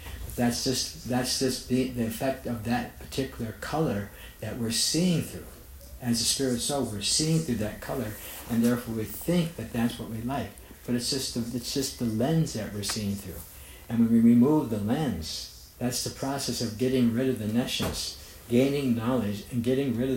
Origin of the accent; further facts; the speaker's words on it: United States; I'm an American